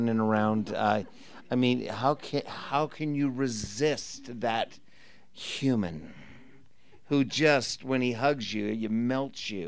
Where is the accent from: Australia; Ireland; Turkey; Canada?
Canada; moved away as an adult; also born or lived in Portland; I grew up in Canada